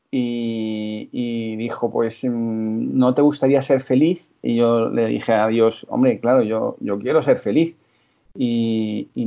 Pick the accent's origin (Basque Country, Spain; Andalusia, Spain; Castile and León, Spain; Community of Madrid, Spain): Community of Madrid, Spain; Madrid; also born or lived in Seville; he trabajado aquí en Madrid. Yo soy de aquí de Madrid